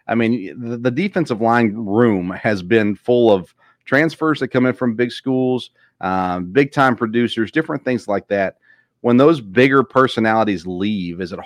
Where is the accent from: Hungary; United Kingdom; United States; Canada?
United States; Murfreesboro, Tennessee; I grew up in Murfreesboro.